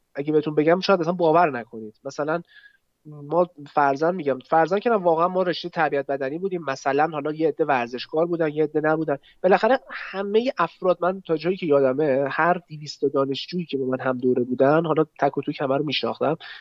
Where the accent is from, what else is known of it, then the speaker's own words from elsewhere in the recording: Tehran, Tehran Province, Iran; متولد 73 متولد تهرانم غرب تهران بودیم از اول الان هستیم